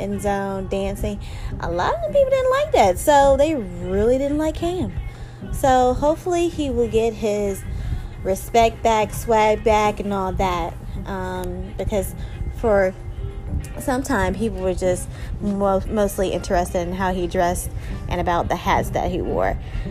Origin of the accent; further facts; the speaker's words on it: Charlotte, North Carolina, United States; So, you know, all you guys, you know, I'm from Charlotte.